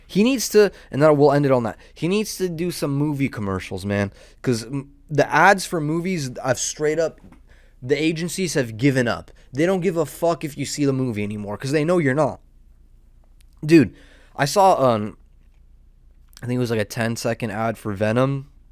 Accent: Southern California, United States; I'm a degenerate from Southern California.

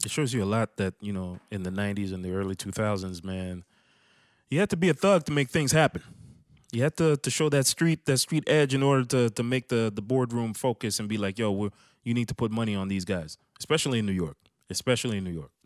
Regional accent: Canada; I'm some dude from Canada

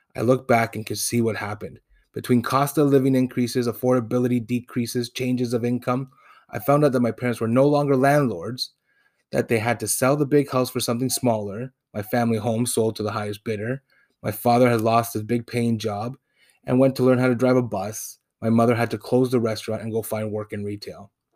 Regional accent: Toronto, Ontario, Canada; first language Spanish; I was born in Toronto, but raised in Spanish-speaking home

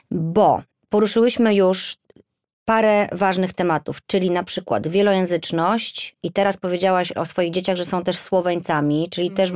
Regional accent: Poland; now in London, United Kingdom; I ja z Polski, mąż z Irlandii, mieszkamy w Londynie.

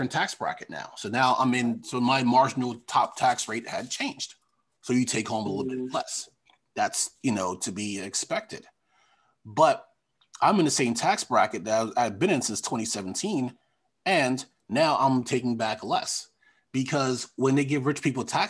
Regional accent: Long Island, New York, United States; moved away; I'm from Long Island

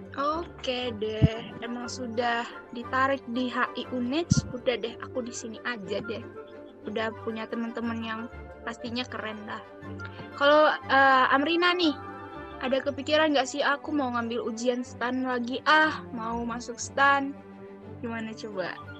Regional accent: Bengkulu, Indonesia; Aku dari Bengkulu nih. Eh, ya, aku dari Bengkulu dan sekarang aku masih di Bengkulu

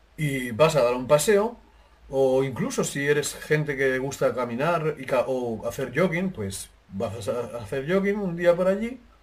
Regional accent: Jaraíz de la Vera, Extremadura, Spain; moved away; mi pueblo se llama Jarez de la Vera en España

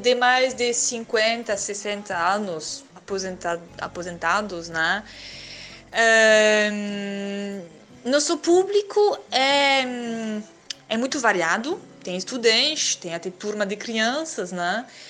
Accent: France; Portuguese is a second language; now in Porto Alegre, Brazil; eu sou francesa

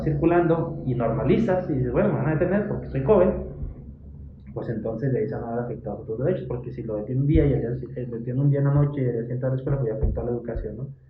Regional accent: Hidalgo del Parral, Chihuahua, Mexico; yo soy de Parral

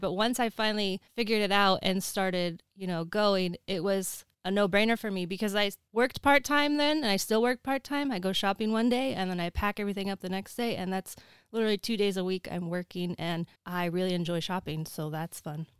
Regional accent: Oregon, United States; moved away as an adult; also born or lived in Los Angeles; I'm originally from Oregon, but I moved down there for college and ended up staying

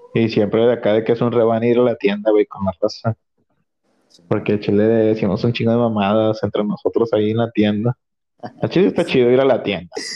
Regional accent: Nuevo León, Mexico; yo soy de Nuevo León

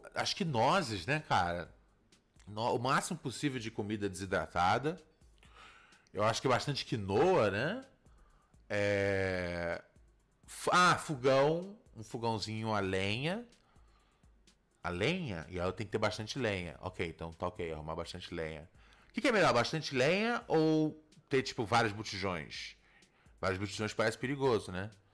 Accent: Brazil

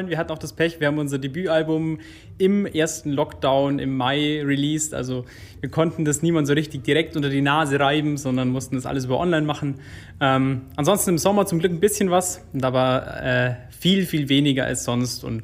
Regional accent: Violau, Bavaria, Germany

